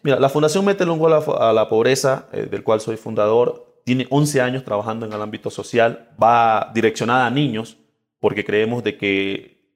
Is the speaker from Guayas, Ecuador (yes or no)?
no; Esmeraldas, Ecuador; moved away as an adult; Soy del barrio Nueva Esperanza Norte. Barrio Nueva Esperanza Norte, ahí pasé gran parte de mi infancia